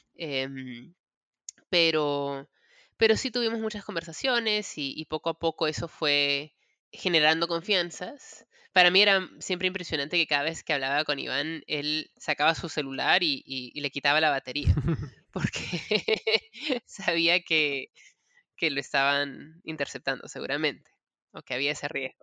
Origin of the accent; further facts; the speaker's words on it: Peru; moved away as an adult; now in United States; soy peruana. Yo me crié en el Perú, em, me mudé a los Estados Unidos a los 20 años